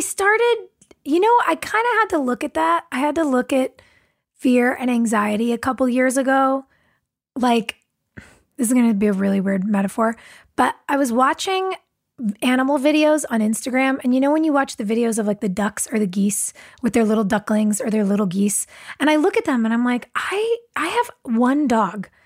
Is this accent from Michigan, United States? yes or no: no; California, United States; lots of us were from here